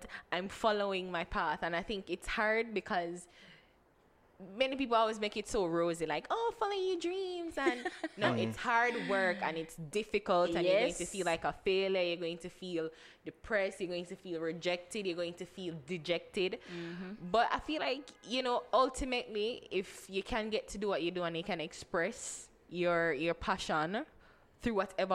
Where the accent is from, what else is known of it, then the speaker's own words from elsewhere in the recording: Portland, Jamaica; We grew up in Portland. My family's from Portland.